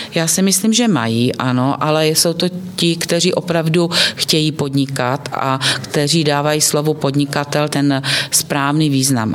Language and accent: Czech; Bystřice pod Hostýnem, Zlín Region, Czechia; pocházím z Bystřice pod Hostýnem, z toho Zlínského kraje